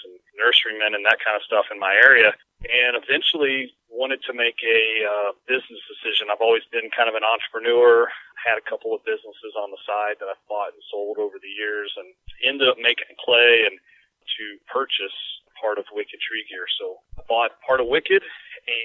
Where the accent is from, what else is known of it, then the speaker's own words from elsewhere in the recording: central Kentucky, United States; moved away as an adult; now in Iowa, United States; I grew up in Kentucky, and central Kentucky